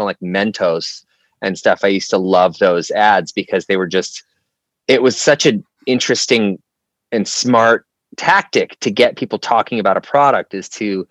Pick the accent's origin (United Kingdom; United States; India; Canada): Canada; Vancouver, British Columbia; I grew up in Canada, Vancouver, British Columbia specifically